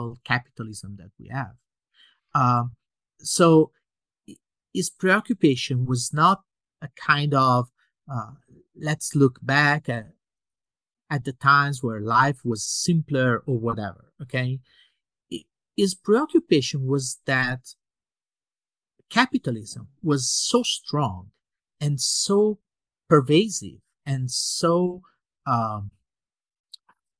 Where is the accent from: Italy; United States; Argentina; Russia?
Italy; I was born in 1971 in Italy